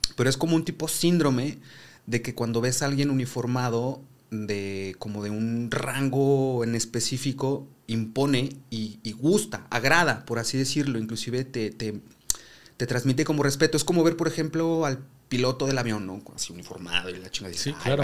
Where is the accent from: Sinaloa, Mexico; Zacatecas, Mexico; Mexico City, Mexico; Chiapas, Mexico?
Zacatecas, Mexico; vengo de Zacatecas